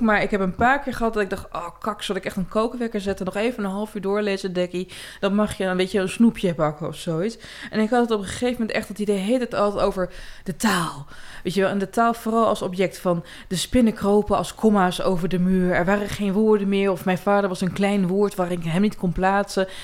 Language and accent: Dutch; Twente, Overijssel, Netherlands; Ik kom uit Twente